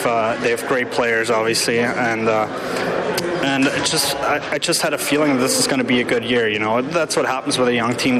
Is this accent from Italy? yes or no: no; Germany; moved away; I see it in my hometown